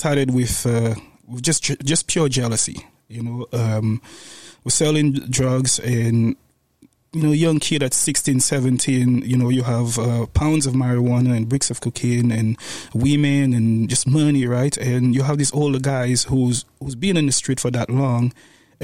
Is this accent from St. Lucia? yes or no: yes; St. Lucia; moved away; Growing up in St. Lucia, my mom had the two of us, my sister and myself, single mom